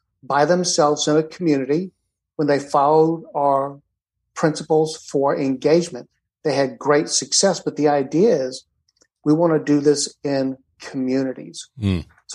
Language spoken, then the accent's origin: English; Atlanta, Georgia, United States; moved away; I was raised in Atlanta